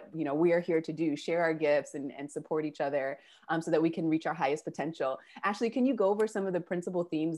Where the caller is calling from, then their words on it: Buenos Aires, Argentina; I'm calling from Argentina and Buenos Aires.